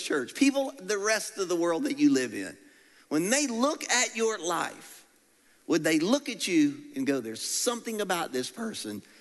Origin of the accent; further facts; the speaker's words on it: Louisiana, United States; I'm from Louisiana